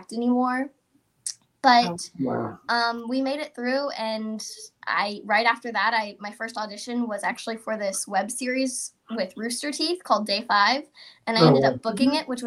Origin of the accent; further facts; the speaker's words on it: Texas, United States; I'm from Texas